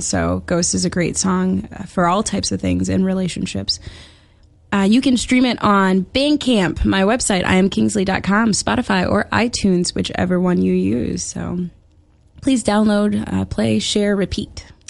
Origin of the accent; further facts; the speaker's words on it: Chicago, Illinois, United States; I'm from Chicago